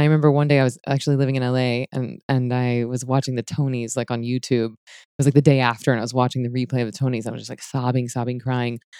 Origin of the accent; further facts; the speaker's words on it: United States; moved away; Hurricane Michael, it wiped out, like, my hometown and my family's hometown